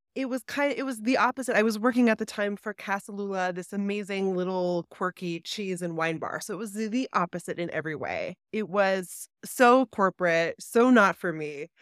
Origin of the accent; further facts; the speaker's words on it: Baltimore, Maryland, United States; also born or lived in New York City; now in New Jersey, United States; I grew up in Baltimore